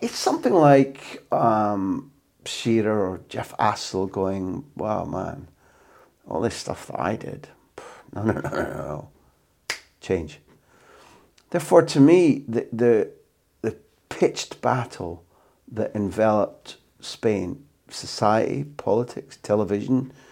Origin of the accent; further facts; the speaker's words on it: United Kingdom; moved away; as a Brit abroad